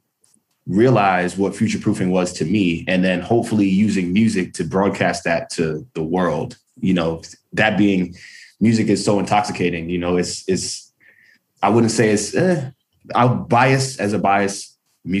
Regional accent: New York City, New York, United States; Growing up in Brooklyn in the 90s

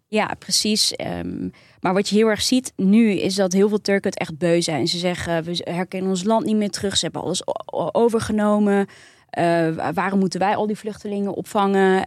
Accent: Netherlands; ons als Nederlanders

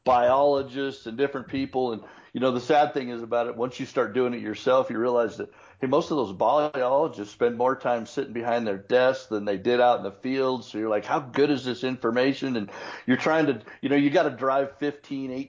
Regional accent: Colorado, United States; grew up in Colorado

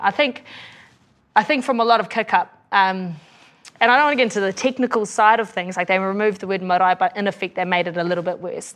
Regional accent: Australia; now in New Zealand; I grew up over in Aussie with a dad who's a police officer

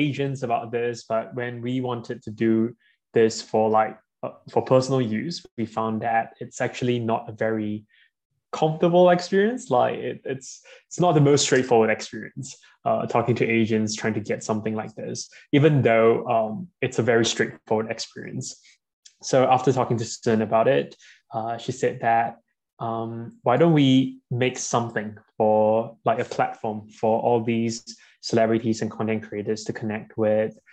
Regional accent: Malaysia; now in Singapore; So I'm Malaysian. We're currently based in Singapore.

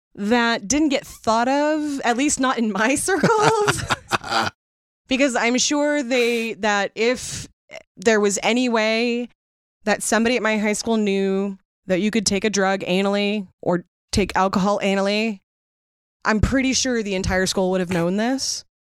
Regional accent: Seattle, Washington, United States; growing up in Seattle

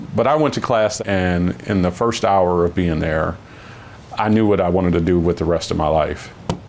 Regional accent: East Cleveland, Ohio, United States; I grew up in East Cleveland, which is a very impoverished city. We were on welfare

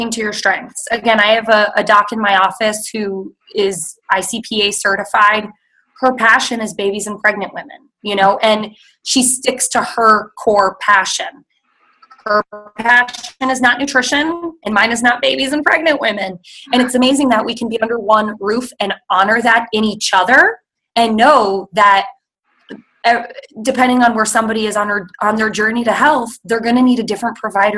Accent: New Jersey, United States; moved away as an adult; now in Missouri, United States; I grew up in New Jersey, which is the melting pot of the United States.

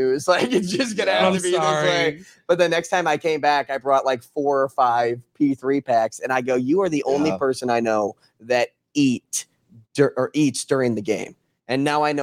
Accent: St. Louis, Missouri, United States

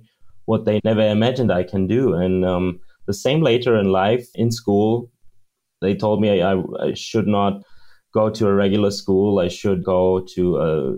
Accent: Munich, Bavaria, Germany; I was born in Munich, raised in Munich, Germany

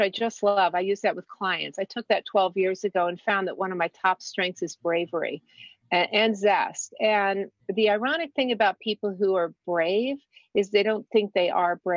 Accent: Washington, District of Columbia, United States; I grew up here in Washington

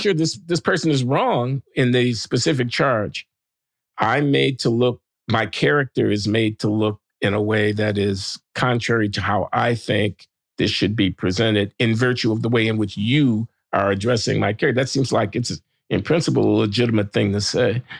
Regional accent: Chicago, Illinois, United States; I'm from Chicago. I came up in the fifties and sixties

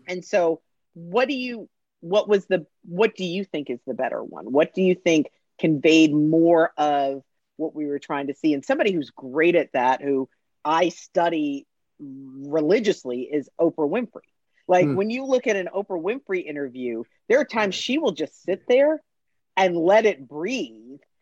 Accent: Connecticut, United States; also born or lived in Orlando, Florida; now in Atlanta, United States; I grew up in Connecticut, so we had UConn

